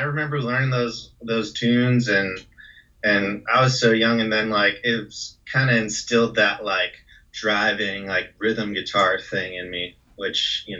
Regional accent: Austin, Texas, United States; also born or lived in Kansas City; I was born in Kansas City, and then we later moved to Austin when I was like 7.

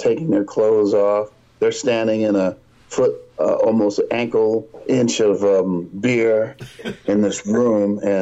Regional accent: New Jersey, United States; now in Beverly, United States; I was from New Jersey, so going back kind of home

